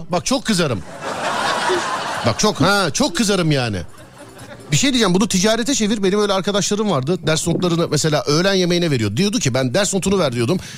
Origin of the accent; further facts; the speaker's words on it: Ankara, Turkey; Ben Ankaralıyım abi.